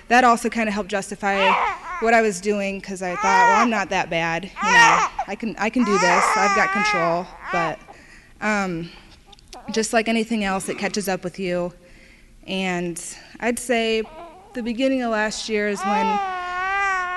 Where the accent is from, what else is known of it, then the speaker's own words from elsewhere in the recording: Indiana, United States; I'm from Indiana